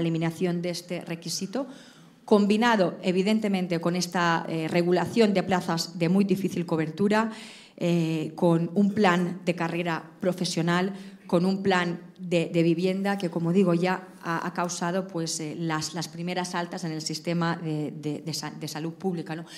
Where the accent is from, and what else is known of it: Balearic Islands, Spain